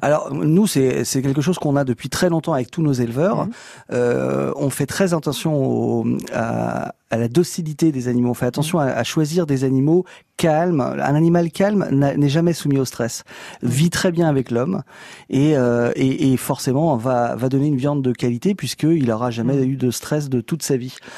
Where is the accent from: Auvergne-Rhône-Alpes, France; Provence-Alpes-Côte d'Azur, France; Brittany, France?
Brittany, France; Breton; je suis breton.